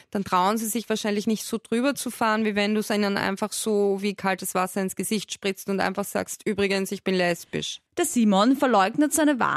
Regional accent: Styria, Austria; Also ich bin auch aus der Steiermark

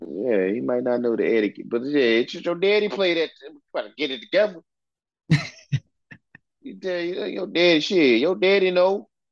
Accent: the Commonwealth, Virginia, United States; I'm from the Commonwealth, bro. We did not hate UNC growing up.

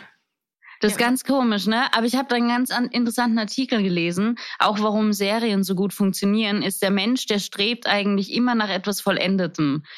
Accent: Vienna, Austria; moved away; ich bin in Wien aufgewachsen

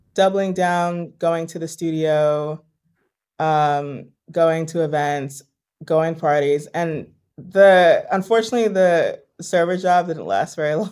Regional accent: New York, United States; also born or lived in Los Angeles; I am born and raised in New York

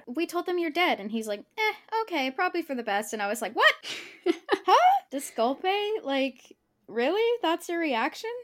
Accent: United States; as an American child

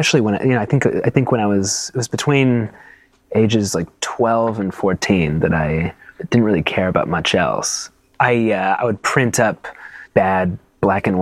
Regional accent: Santa Fe, New Mexico, United States; also born or lived in New York; I was born in New York, but I grew up in New Mexico primarily. That's where I spent my adolescence, in Santa Fe, New Mexico

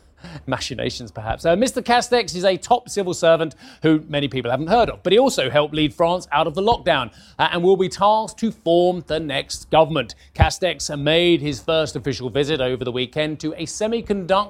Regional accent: United Kingdom; being a Brit

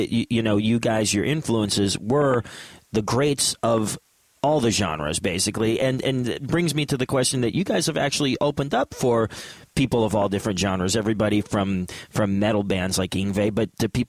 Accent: Pennsylvania, United States; also born or lived in New York, New Jersey area; now in New York/New Jersey area, United States; we're, of course, in the New York, New Jersey area, but I'm originally from Pennsylvania

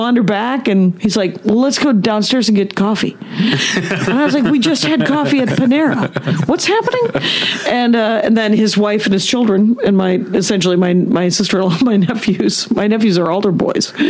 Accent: Wisconsin, United States; moved away; I'm from Wisconsin.

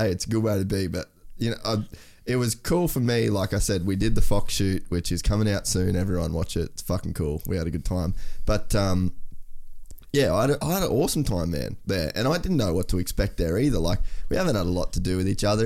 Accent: Australia; as an Australian

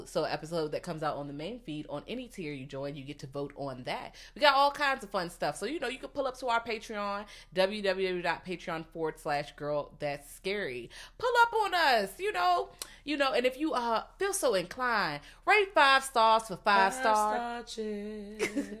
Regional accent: the South, United States; I'm from the South. I'm not gonna lie and say they just cool.

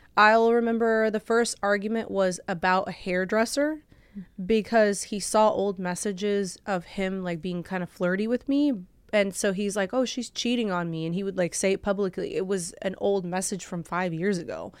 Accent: Orange County, California, United States; also born or lived in Bulgaria / Lancaster, California; I grew up in Orange County, but I originally am from Europe. So I came from Bulgaria

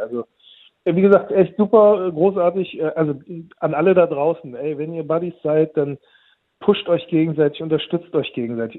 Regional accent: Turkey; bei uns in der Türkei

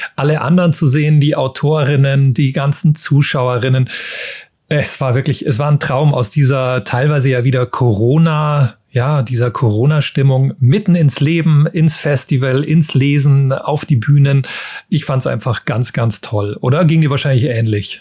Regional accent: Munich, Bavaria, Germany; Wir sind beide aus München

